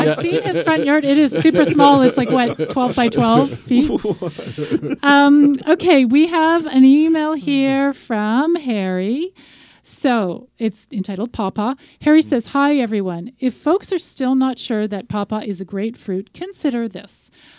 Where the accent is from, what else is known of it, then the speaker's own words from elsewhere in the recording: Regina, Saskatchewan, Canada; I'm from Regina, Saskatchewan.